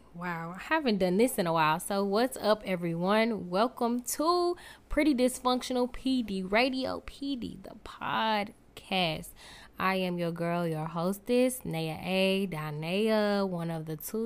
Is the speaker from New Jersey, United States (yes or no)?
yes; Newark, New Jersey, United States; now in Saint Louis, United States; I am from Newark, New Jersey, but I reside in Saint Louis, Missouri